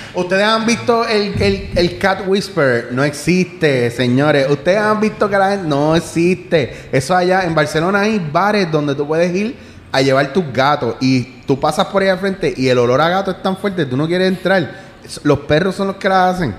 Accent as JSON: {"language": "Spanish", "country": "Puerto Rico", "said": "como puertorriqueño"}